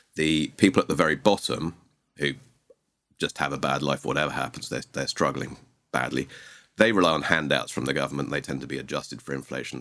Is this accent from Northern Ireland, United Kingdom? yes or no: no; Sussex, South East England, United Kingdom; moved away as an adult; now in Argentina; I hail from the U K originally. I'm English, from s, Southeast England, a place called Sussex.